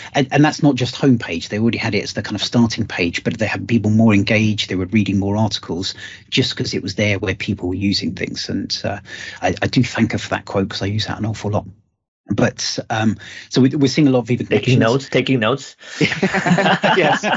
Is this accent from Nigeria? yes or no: no; United Kingdom; being British